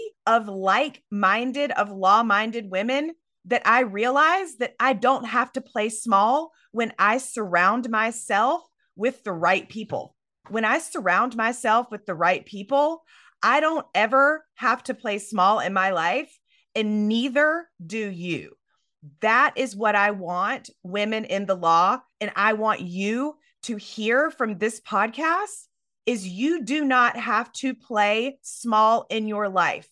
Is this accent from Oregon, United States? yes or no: no; Myrtle Beach, South Carolina, United States; I am from the South, Myrtle Beach, South Carolina